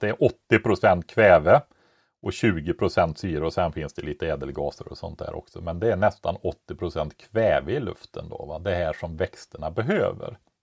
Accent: Västergötland, Västra Götaland, Sweden; born or raised there

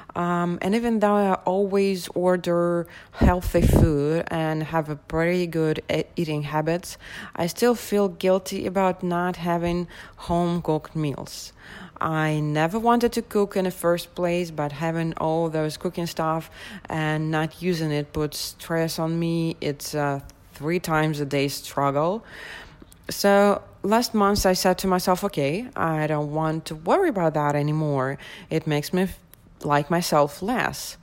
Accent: Moscow, Russia; I'm from Moscow, Russia

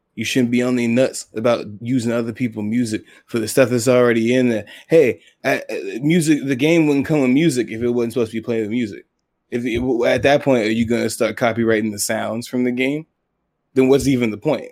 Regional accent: Atlanta, Georgia, United States; also born or lived in England; I grew up in Atlanta, Zone Six

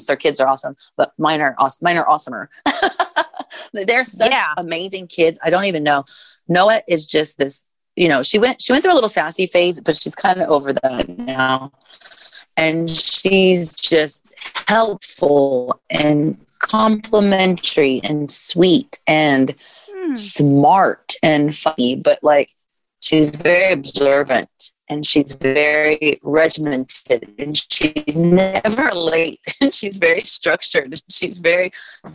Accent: Indiana, United States; I'm from Indiana

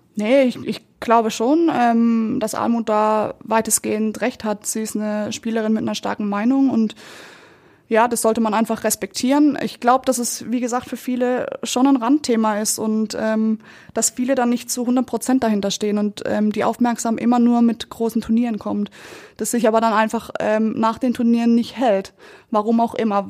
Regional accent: Kappel, Baden-Württemberg, Germany; moved away as an adult; now in Munich, Germany; mein Herz schlägt für Südbaden. Ähm, da ist meine Familie, da sind meine Freunde

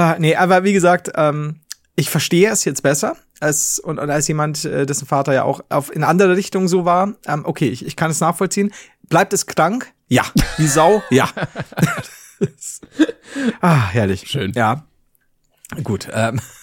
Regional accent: Bavaria, Germany; als Bayern, als Deutsche

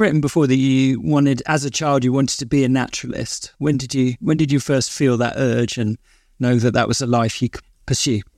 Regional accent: London, United Kingdom; I grew up in South London

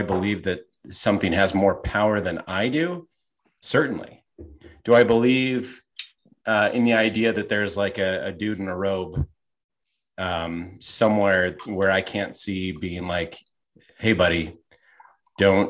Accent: Canada; I'm from Canada

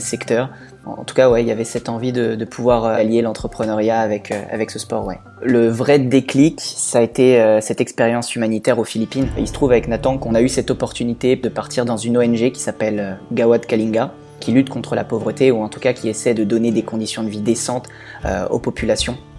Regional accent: Normandy, France; also born or lived in Toulouse; now in Villeurbanne, France; Je suis originaire de Normandie

